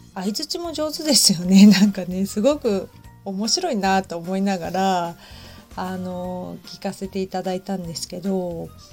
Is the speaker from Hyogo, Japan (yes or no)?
no; Hamamatsu, Shizuoka, Japan; now in Kamakura, Japan; 私浜松出身